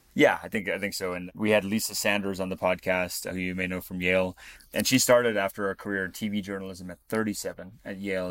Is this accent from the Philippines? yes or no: no; Namibia; I was born in Namibia.